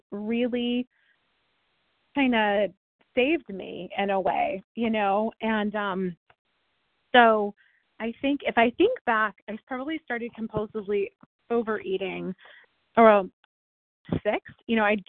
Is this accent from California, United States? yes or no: yes; California, United States; also born or lived in Ohio; I moved to California from Ohio